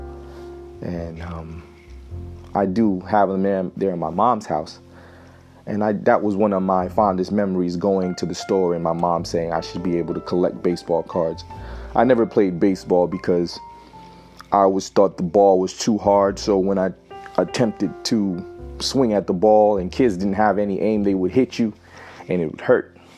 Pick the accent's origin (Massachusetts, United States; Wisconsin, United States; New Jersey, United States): New Jersey, United States; I'm from the Northeast, New Jersey